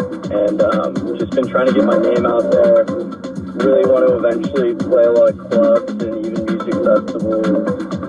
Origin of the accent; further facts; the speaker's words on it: Manhattan Beach, California, United States; I'm a DJ. I'm from Manhattan Beach, California, 23 years old.